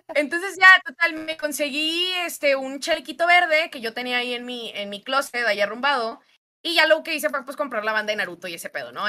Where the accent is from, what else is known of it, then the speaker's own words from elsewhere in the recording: Monterrey, Nuevo León, Mexico; soy de Monterrey, Nuevo León